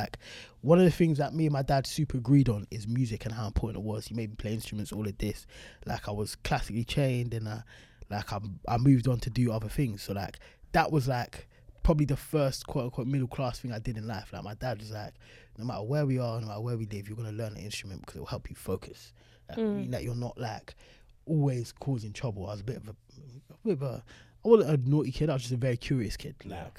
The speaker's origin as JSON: {"language": "English", "town": "South London", "region": "London", "country": "United Kingdom", "said": "And I was like, yeah, I'm 13 from South London."}